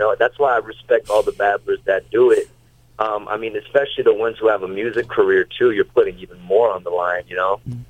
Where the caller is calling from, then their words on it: Los Angeles, California, United States; I'm calling from Los Angeles, California.